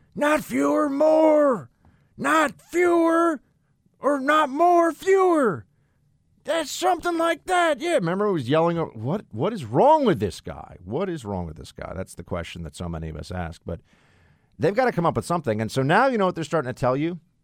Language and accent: English; New York City, New York, United States; I've never actually been in Chicago, which is just weird as a New Yorker